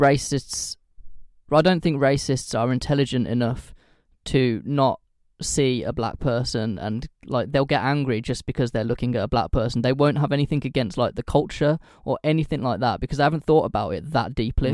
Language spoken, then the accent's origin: English; United Kingdom; I say this as a British person